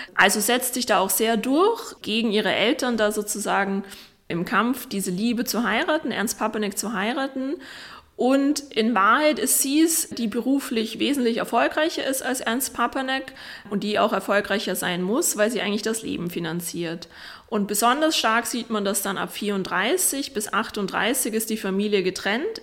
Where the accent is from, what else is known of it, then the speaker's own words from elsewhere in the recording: Vienna, Austria; Arthur und ich sind quasi beide in derselben Wohnung aufgewachsen im Abstand von 60 Jahren